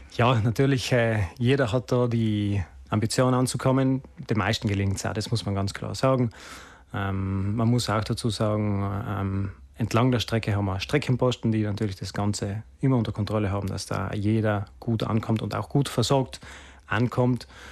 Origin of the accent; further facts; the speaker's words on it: Sexten, Trentino-Alto Adige, Italy; ist meine Heimatgemeinde